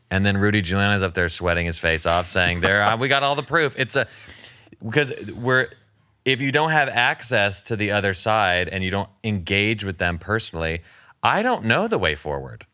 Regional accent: the South, United States; I was raised in the South and, in Christianity

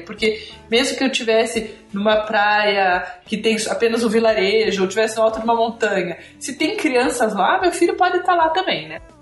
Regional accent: Curitiba, Paraná, Brazil; sou de Curitiba, nasci em Curitiba, moro em Curitiba

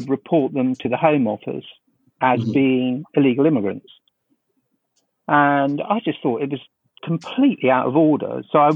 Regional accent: London, United Kingdom; I grew up in South London

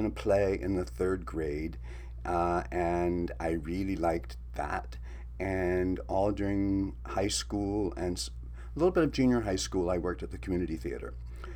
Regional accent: Greenville, South Carolina, United States; moved away as an adult; also born or lived in New York; now in Los Angeles, United States; South Carolina, Greenville, South Carolina.

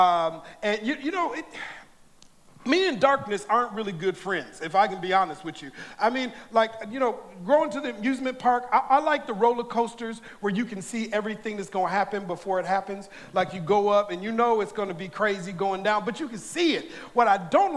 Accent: Minnesota, United States; moved away as an adult; now in California, United States; I grew up in Minnesota

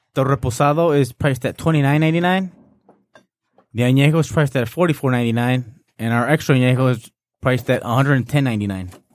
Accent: Arandas, Jalisco, Mexico; my hometown, Ma- Arandas

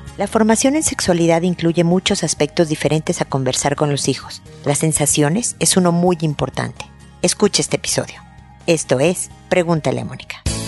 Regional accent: Mexico; moved away as an adult; now in Chile; soy mexicana, pero hemos vivido en Chile muchos años

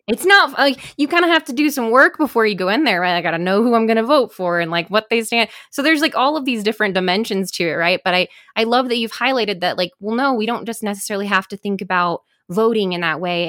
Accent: Midwest, United States; moved away; I'm from the Midwest originally

